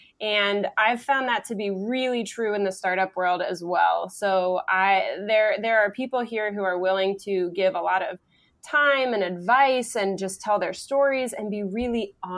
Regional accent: Cincinnati, Ohio, United States; moved away as an adult; I am very passionate about Cincinnati. It's my hometown. I went away looking for a better place and I couldn't find one. So after 6 years of that, I came back home.

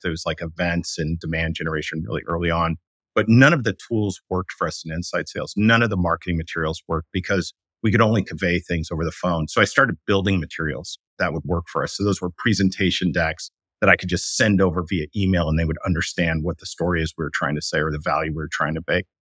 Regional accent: New York City, New York, United States; moved away as an adult; now in San Francisco Bay Area, United States; I was raised by artists in New York City.

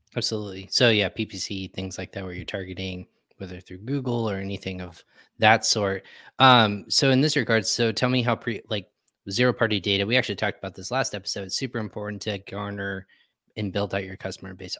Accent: Texas, United States; I was actually born and raised in Texas

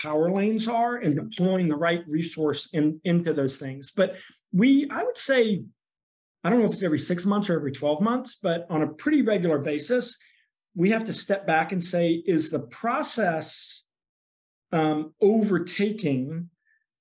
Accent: Arkansas, United States; moved away as an adult; also born or lived in New York; now in Indiana, United States; I was born in New York, but grew up in Arkansas and went to college in Indiana.

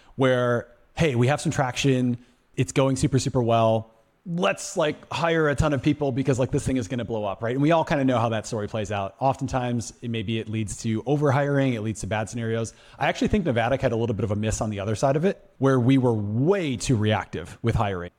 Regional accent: Madison, Wisconsin, United States; now in Phoenix, United States; I'm from Madison, Wisconsin.

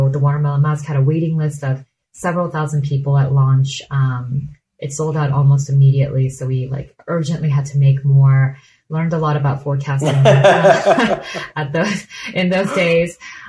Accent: South Korea; It was laddering up to a skincare philosophy that we grew up with in Korea, where skincare is a joy and it's sensorial and it's entertaining

